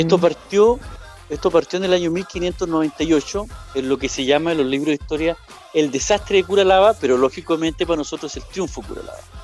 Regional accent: Purén, Araucanía, Chile; yo soy de Purén, Purenche.

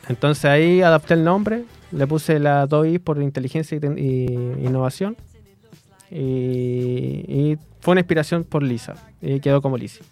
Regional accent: Los Ángeles, Biobío, Chile; Yo soy de Los Ángeles

